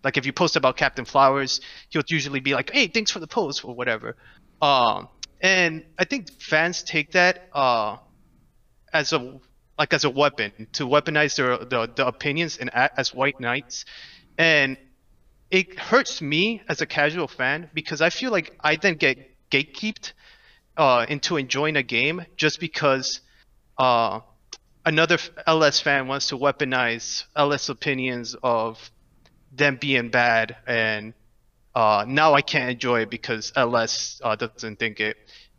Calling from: Orlando, Florida, United States; Orlando, Florida.

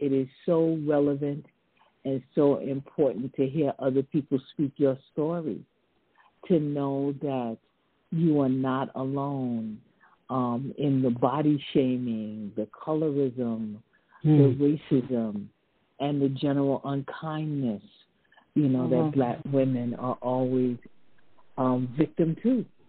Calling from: British Virgin Islands; Yes, I'm calling you from the British Virgin Islands.

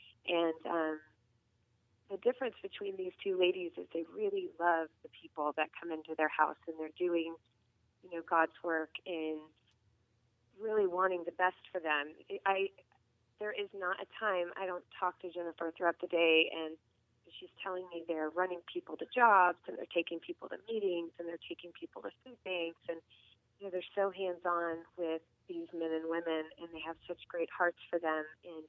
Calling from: Dade City, Florida, United States; I'm calling from Dade City.

